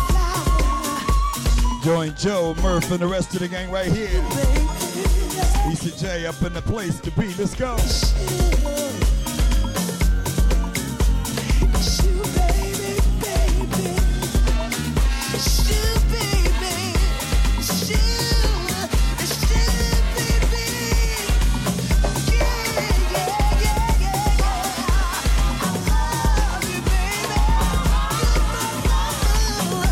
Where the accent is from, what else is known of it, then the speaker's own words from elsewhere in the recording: New York City, New York, United States; My hometown, Jamaica, Queens, New York